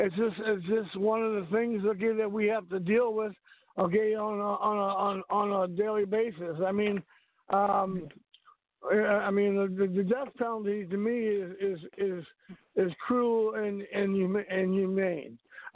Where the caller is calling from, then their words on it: Texas, United States; Well, no, I was gonna say I'm from the South myself. I'm in the Bible Belt area. I'm calling from Texas.